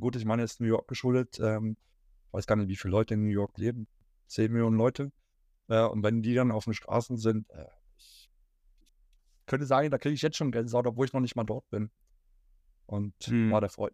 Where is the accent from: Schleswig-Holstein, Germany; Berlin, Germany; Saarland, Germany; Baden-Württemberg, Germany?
Berlin, Germany; moved away; Als gebürtiger Berliner